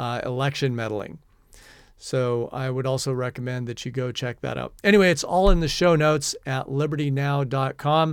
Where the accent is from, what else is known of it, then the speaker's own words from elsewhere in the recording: Washington, United States; now in New Zealand; my home state of Washington State